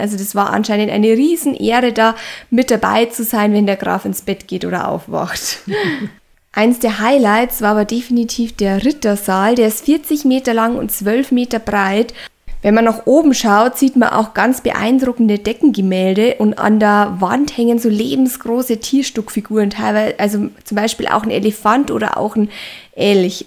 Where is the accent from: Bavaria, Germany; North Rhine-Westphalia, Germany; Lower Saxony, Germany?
Bavaria, Germany; bei uns in Bayern